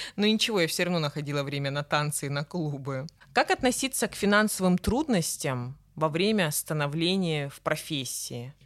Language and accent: Russian; Krasnodar, Krasnodar Krai, Russia; нарядная улица в центре города Краснодара, откуда я родом и где мы сейчас, собственно, записываем подкаст